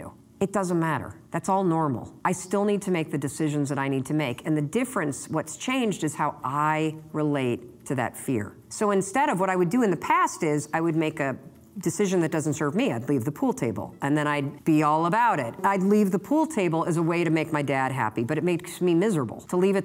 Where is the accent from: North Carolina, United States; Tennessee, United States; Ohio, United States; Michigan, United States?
Michigan, United States; Muskegon; born or raised there; now in Boston, United States